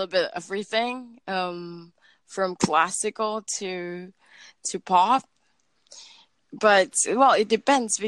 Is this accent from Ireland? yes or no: no; Philippines; I'm from the Philippines.